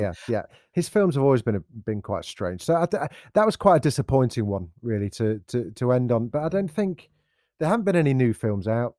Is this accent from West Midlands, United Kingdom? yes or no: no; Derby, East Midlands, United Kingdom; I grew up in Derby